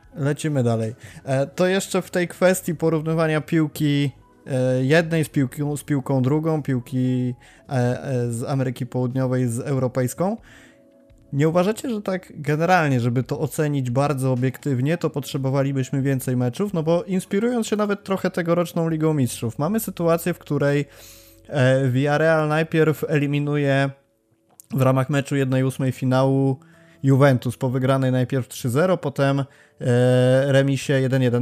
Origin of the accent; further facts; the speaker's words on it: Warsaw, Masovian Voivodeship, Poland; jestem z Warszawy